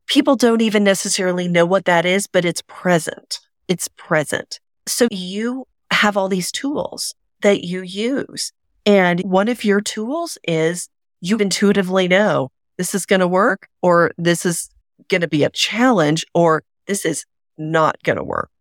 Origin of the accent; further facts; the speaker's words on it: Oklahoma, United States; I grew up in Oklahoma, the buckle of the Bible Belt